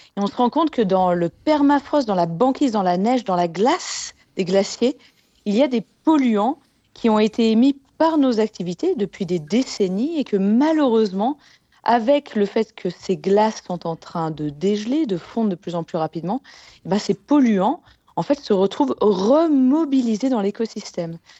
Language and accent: French; Annecy, Auvergne-Rhône-Alpes, France; je viens d'Annecy en Haute-Savoie